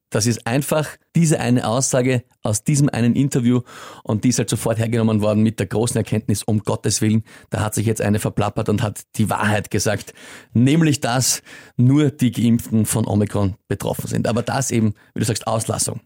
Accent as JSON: {"language": "German", "country": "Austria", "said": "als Österreicher"}